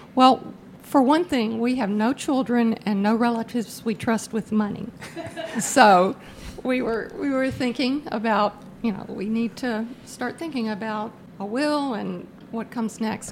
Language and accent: English; Virginia, United States; moved away as an adult; also born or lived in Tennessee; now in Illinois, United States; I'm from Virginia and lived there until I got married